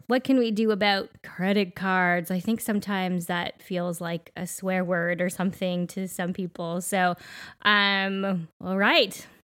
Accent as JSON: {"language": "English", "country": "Canada", "said": "we are Canadian"}